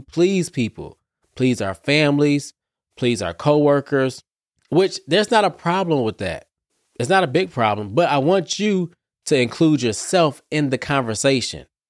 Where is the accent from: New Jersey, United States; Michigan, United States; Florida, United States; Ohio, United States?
Michigan, United States; Detroit; I'm from Detroit, too